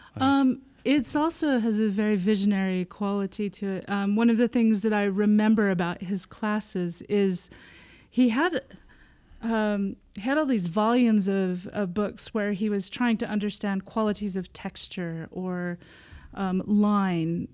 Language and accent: English; United States; moved away as an adult; also born or lived in Provo, Utah / Anoka, Minnesota / Fullerton, California / Norway; now in London, United Kingdom; I was born in Provo okay. um, and then grew up in Anoka, Minnesota and Fullerton, California